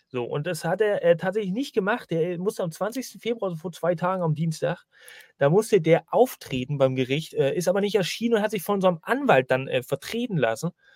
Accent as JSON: {"language": "German", "region": "Northern Germany", "country": "Germany", "said": "Ich bin ja eigentlich ein Norddeutscher"}